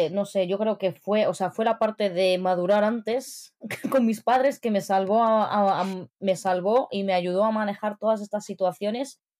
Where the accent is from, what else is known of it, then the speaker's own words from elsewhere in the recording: Morocco; ¿Con el camello en la calle para que reconozcas que soy marroquí o cómo va el asunto?